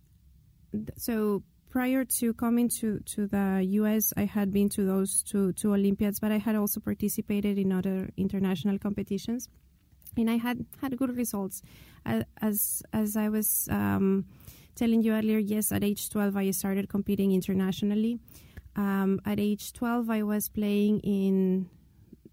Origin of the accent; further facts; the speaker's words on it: Lima, Peru; I'm from Lima, Peru, the capital city